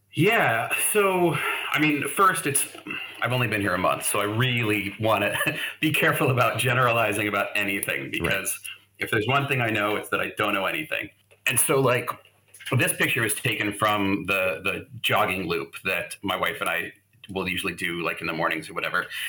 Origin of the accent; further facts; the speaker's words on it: Phoenix, Arizona, United States; moved away as an adult; also born or lived in Ohio / Denver; now in Oslo, Norway; I grew up, I'm originally from Ohio, but I really grew up in Phoenix.